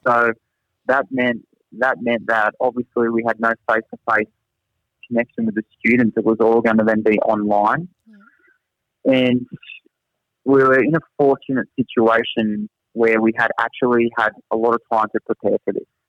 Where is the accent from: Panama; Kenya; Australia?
Australia; accent: thick Australian; moved away as an adult; now in Singapore; my thick Australian accent